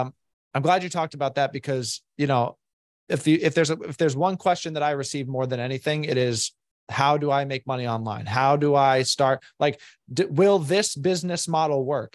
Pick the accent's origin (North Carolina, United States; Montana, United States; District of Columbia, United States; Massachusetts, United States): Massachusetts, United States; Boston; moved away as an adult; now in Florida, United States; I'm originally from Boston